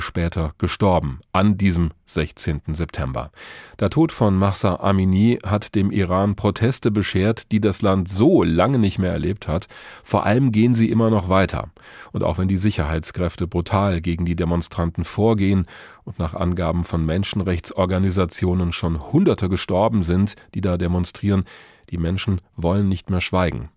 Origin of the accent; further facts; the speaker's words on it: Germany; hier bei uns in Deutschland